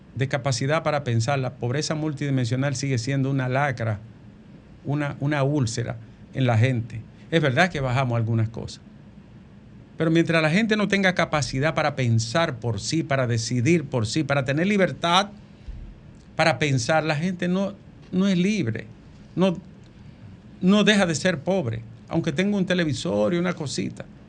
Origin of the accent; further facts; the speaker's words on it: Dominican Republic; soy dominicano